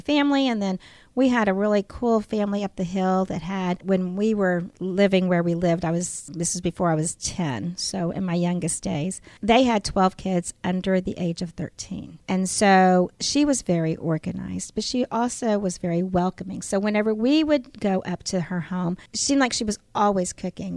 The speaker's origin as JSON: {"language": "English", "town": "San Antonio", "region": "Texas", "country": "United States", "tie": "born or raised there", "said": "I was brought up in San Antonio, Texas"}